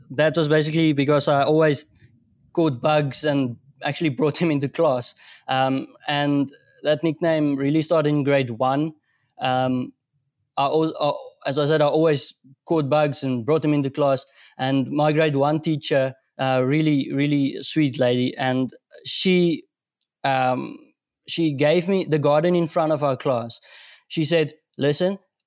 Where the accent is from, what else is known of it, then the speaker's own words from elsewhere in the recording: North West, South Africa; I'm from Northwest. I live in Rustenburg.